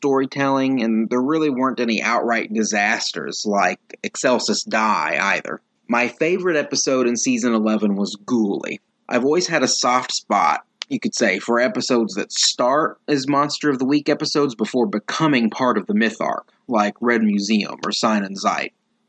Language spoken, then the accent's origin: English; Indiana, United States; from Indiana.